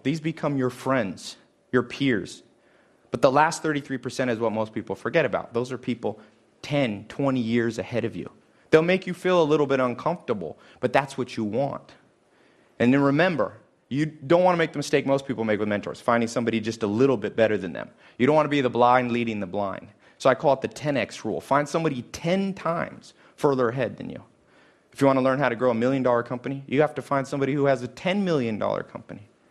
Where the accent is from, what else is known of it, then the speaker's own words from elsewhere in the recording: Los Angeles, California, United States; I'm from Hollywood specifically